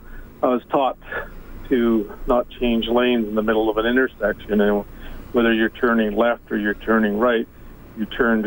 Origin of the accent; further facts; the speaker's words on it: Vancouver, British Columbia, Canada; moved away; also born or lived in Edmonton; I'm from Vancouver.